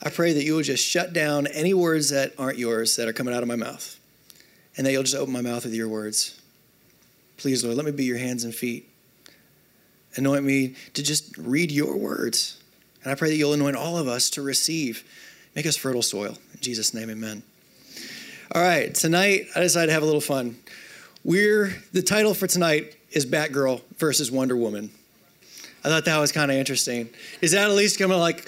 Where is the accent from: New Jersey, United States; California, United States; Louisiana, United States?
Louisiana, United States; North; moved away as an adult; also born or lived in Oklahoma / Florida; I grew up in North Louisiana, spent some time